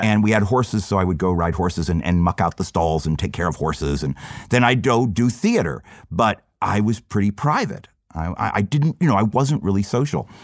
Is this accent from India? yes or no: no; Florida, United States; growing up in Florida